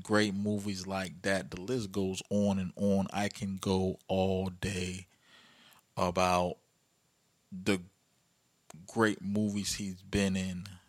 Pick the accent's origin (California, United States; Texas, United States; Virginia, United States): Virginia, United States; my hometown, Virginia